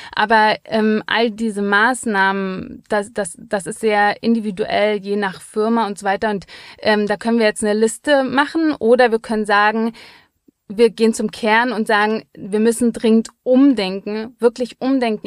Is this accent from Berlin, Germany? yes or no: yes; Berlin, Germany; als Berlinerin, wir zahlen ja nichts